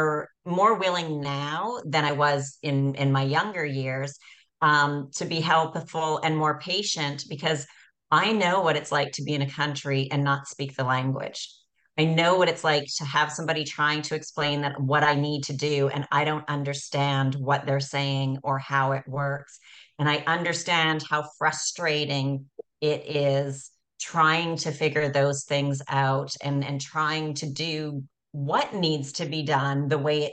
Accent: Canada; also born or lived in Costa Rica / Spain / Naples, Italy; now in Montenegro; born and raised in Canada, then I moved to Costa Rica for about 4 or 5 years

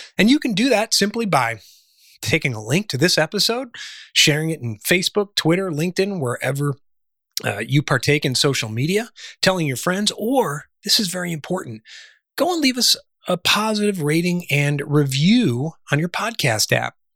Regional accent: Chicago, Illinois, United States; also born or lived in Charleston, South Carolina / Washington, D.C.; now in Sedona, United States; was born and raised in the Midwest in the Chicago area

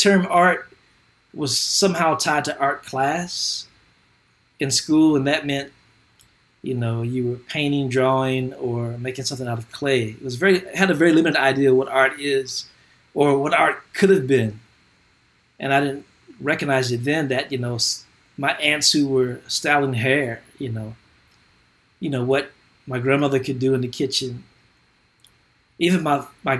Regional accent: Kentucky, United States; born or raised there

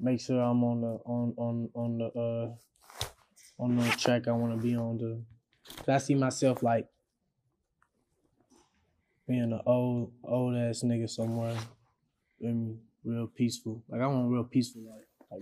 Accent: Louisville, Kentucky, United States; moved away as an adult; now in Atlanta, United States; I'm from Louisville, from Southside.

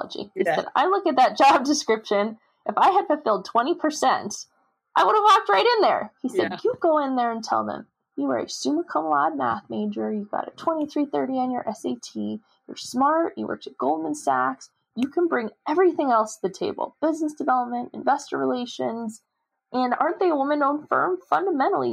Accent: Los Angeles, California, United States; also born or lived in Maine; I grew up in Los Angeles

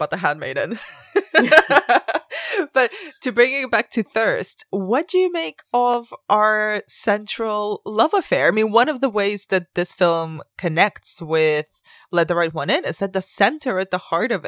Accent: Spain; moved away; I grew up in Spain, which is mostly Catholic

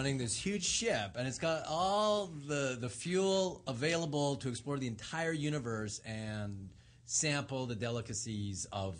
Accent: Montreal, Quebec, Canada; And it's snowy in Montreal, which is where I grew up.

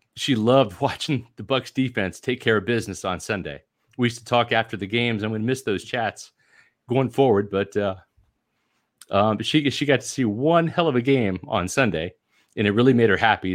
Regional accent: Kansas City, Missouri, United States; moved away as an adult; also born or lived in Washington, D.C. area; now in Tampa, United States; I grew up in the Washington, D C area for a little while, moved to Kansas City in nineteen eighty

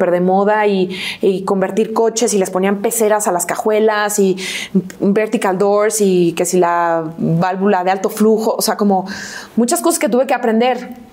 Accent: Guadalajara, Jalisco, Mexico; born there; nací en Guadalajara, pero no estoy registrada en Guadalajara. O sea, mi acta de nacimiento dice La Piedad

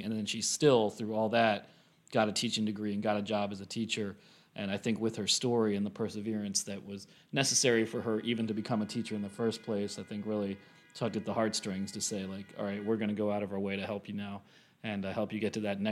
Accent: Pennsylvania, United States; I grew up in Pennsylvania

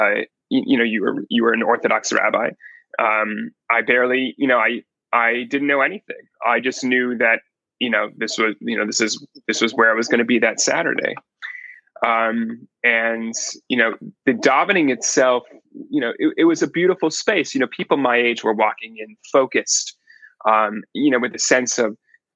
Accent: Palo Alto, California, United States; I was born and raised in Palo Alto, California

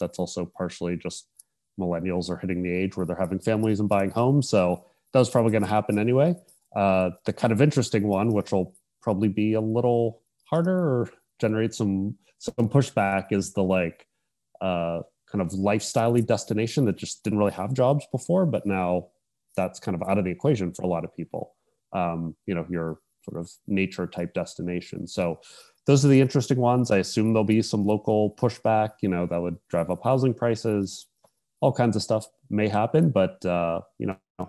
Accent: Pennsylvania, United States; also born or lived in San Francisco; So I'm originally from Pennsylvania, kind of near Pittsburgh.

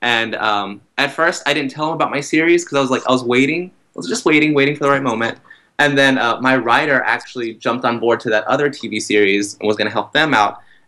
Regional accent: Texas, United States; moved away as an adult; now in New York City, United States; I'm from Texas, and I'm like a combination of things. So, when I'm in Texas, it's easier to say I'm Mexican-American or Hispanic in that sense.

